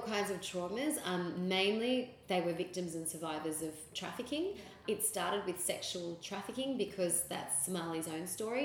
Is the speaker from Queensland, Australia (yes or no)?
no; Sydney, New South Wales, Australia; also born or lived in Philippines; I was born in the Philippines, raised here in Sydney